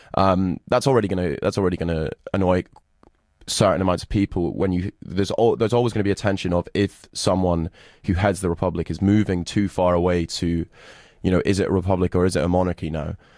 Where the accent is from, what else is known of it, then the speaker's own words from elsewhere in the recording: Scotland, United Kingdom; I'm Scottish